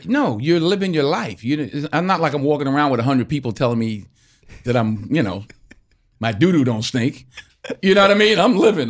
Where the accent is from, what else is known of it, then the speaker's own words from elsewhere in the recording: Mount Vernon, New York, United States; moved away as an adult; now in Los Angeles, United States; I grew up in Mount Vernon, so I grew up in a great basketball town